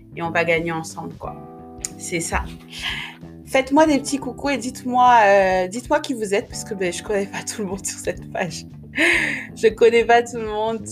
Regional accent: Republic of the Congo; now in France; je suis née euh, au Congo-Brazzaville. J'y ai grandi quelques années avant de venir en France

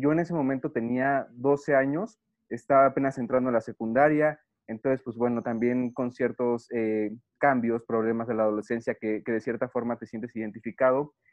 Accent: Mexico; soy aquí de México

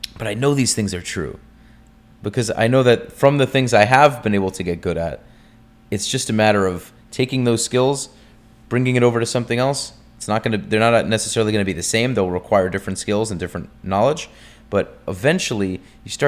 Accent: United States; I'm American

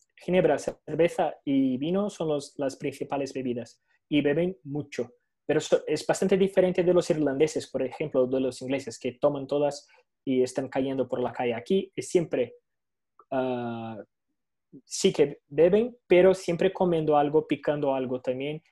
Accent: Venezuela; now in Brazil; yo soy de Venezuela

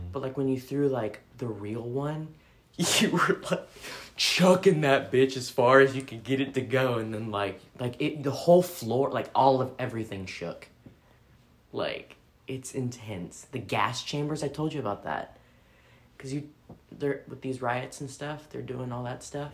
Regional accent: Philippines; I'm Filipina

